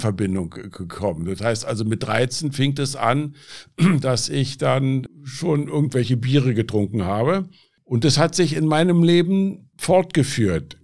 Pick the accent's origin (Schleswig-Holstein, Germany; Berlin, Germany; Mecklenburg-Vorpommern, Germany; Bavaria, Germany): Berlin, Germany; now in Aachen, Germany; Ja, also ich bin in Berlin groß geworden. Ich bin mit elf Jahren nach Berlin gekommen